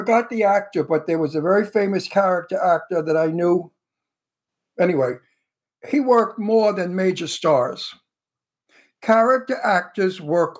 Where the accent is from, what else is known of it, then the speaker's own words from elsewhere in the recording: New York City, New York, United States; accent: Brooklyn; I could talk like I come from Brooklyn because I really do come from Brooklyn, you know. So my accent is a real accent. Right now, this is how they talk in Brooklyn.